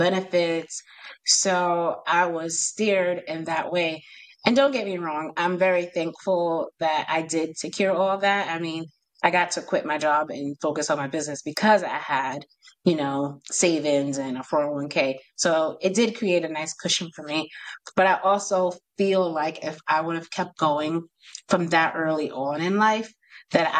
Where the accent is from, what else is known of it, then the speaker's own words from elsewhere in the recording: New York, United States; I'm from New York, so I have a crazy accent.